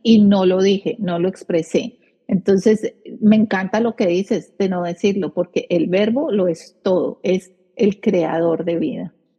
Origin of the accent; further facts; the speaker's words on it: Colombia; now in United States; nosotras somos colombianas